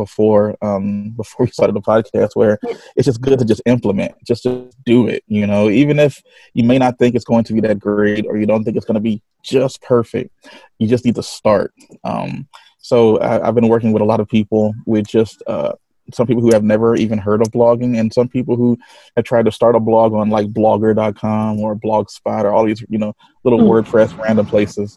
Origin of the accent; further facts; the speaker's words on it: Connecticut, United States; I am from Connecticut, United States.